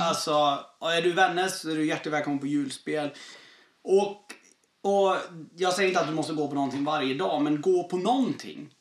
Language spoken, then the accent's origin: Swedish; southern Sweden, Sweden; moved away as an adult; jag är från södra Sverige